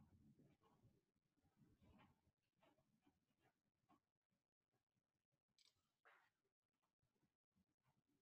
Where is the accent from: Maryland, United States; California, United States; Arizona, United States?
Maryland, United States; Prince George's County; moved away; also born or lived in New York City / Southwestern Virginia; I grew up in Prince George's County, Maryland for a large period of time